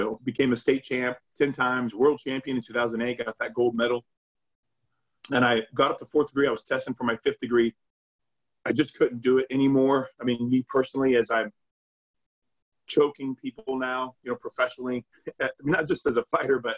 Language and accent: English; Iowa, United States; moved away; I'm originally from the Midwest, from Iowa